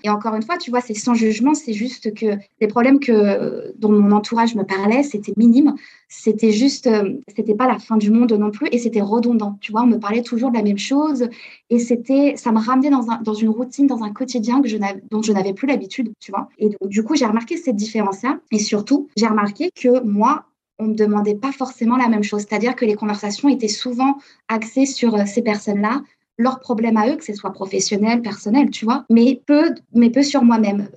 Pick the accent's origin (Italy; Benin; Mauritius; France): France; Chambéry, Auvergne-Rhône-Alpes; moved away as an adult; also born or lived in New York / Hong Kong; now in Toronto, Canada; je suis originaire de Savoie, dans une ville qui s'appelle Chambéry, les Alpes.